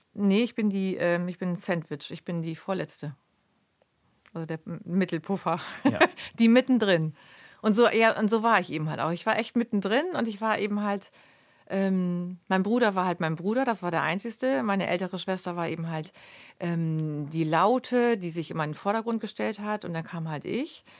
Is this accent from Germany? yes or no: yes; near Lemförde, Lower Saxony, Germany; in Lemförde war das, also vier Kilometer von meinem, von meinem Heimatort entfernt